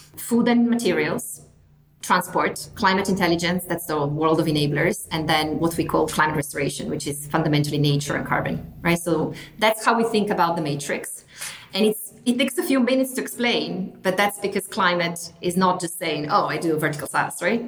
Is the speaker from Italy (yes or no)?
yes; northern Italy, Italy; moved away as an adult; also born or lived in United Kingdom; I'm from Italy originally, from the north of Italy. I came to the UK to study